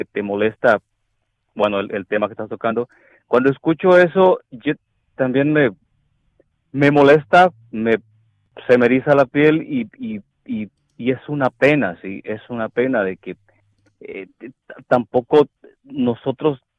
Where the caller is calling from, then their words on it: Dallas, Texas, United States; Hola Alex … de Dallas.